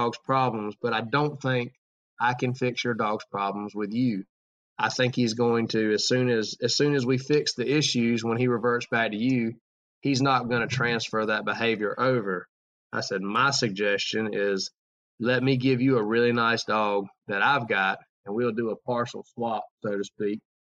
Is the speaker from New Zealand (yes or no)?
no; Georgia, United States; man, I'm from Georgia and it gets cold out there and I don't know if I'm going to make it.